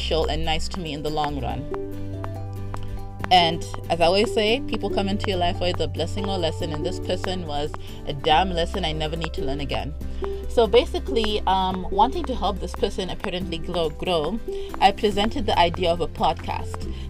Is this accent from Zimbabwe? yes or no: yes; Harare, Zimbabwe; I was living in Harare. I'm from Harare